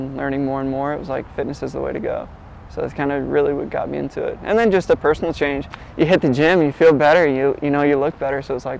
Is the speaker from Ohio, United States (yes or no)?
yes; Wauseon, Ohio, United States; I'm from Wausau, Ohio. It's Northwest Ohio, super small town. Like, we have a Walmart, that's about it.